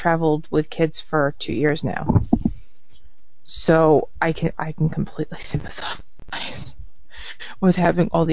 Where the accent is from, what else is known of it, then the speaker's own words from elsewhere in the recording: New York, United States; now in Florida, United States; I'm from New York